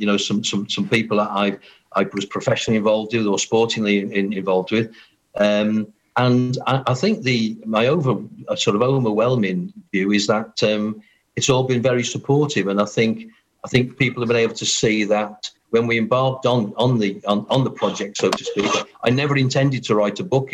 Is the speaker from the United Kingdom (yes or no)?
yes; Pembrokeshire, Wales, United Kingdom; growing up in Pembrokeshire, uh, playing for the Quins